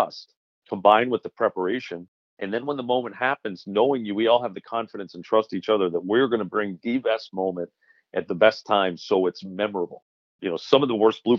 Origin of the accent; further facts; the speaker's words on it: Boston, Massachusetts, United States; growing up in Boston, and anybody who's a New Englander